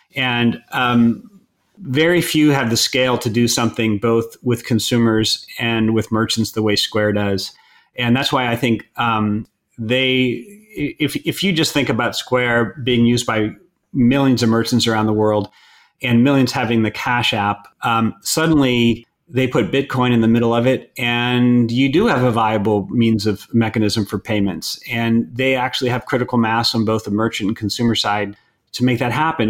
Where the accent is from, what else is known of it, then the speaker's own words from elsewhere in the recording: outside Boston, Massachusetts, United States; moved away; also born or lived in California; grew up outside Boston